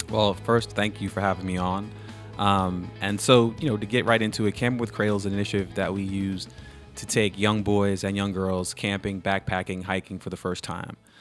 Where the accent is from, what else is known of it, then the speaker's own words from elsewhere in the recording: New York, United States; moved away as an adult; now in Charlotte, United States; I was a camp counselor, you know, growing up in New York